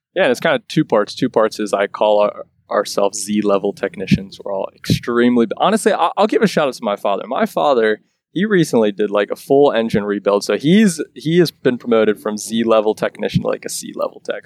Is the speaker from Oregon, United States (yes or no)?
no; Lancaster, Pennsylvania, United States; now in Quarryville, United States; We're both originally from Lancaster